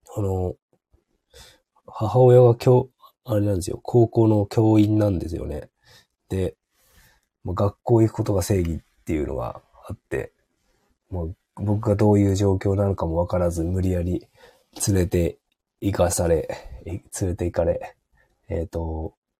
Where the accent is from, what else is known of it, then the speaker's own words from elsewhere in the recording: Hokkaido, Japan; 北海道だと広すぎて、例えば僕の田舎の地元